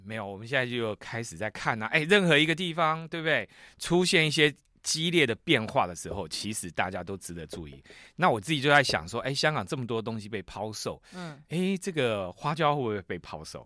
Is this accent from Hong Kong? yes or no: no; Taiwan; 我们台湾人